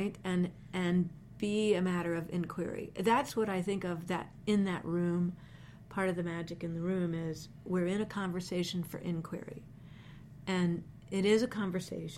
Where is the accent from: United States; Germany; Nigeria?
United States; Maryland; I grew up on a dairy farm in Maryland